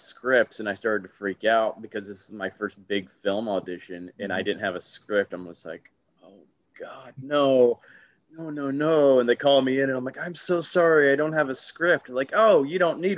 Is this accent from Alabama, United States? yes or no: yes; Huntsville, Alabama, United States; now in New York, United States; I grew up in Alabama